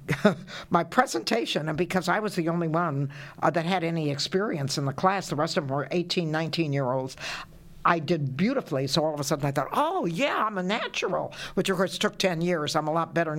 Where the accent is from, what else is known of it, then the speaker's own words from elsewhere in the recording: United States; I'm from the States